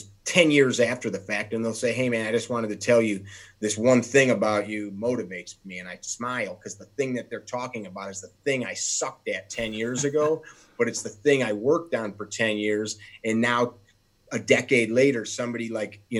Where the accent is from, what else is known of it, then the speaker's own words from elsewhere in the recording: Chicago, Illinois, United States; I have people make fun of the sound of my voice because I'm from Chicago.